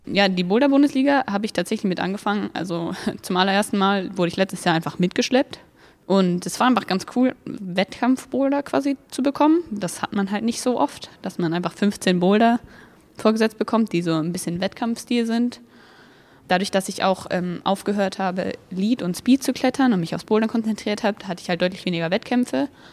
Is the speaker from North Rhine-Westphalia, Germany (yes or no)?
no; Wolfsburg, Lower Saxony, Germany; ich bin 17 und ich komme aus Wolfsburg